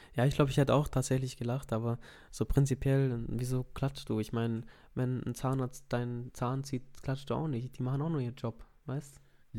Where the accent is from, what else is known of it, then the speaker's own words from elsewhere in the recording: Swabia, Baden-Württemberg, Germany; ich bin ja trotzdem im Schwarmländler aufgewachsen